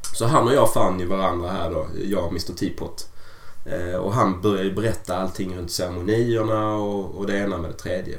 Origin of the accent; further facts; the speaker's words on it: Sweden; hemma i Sverige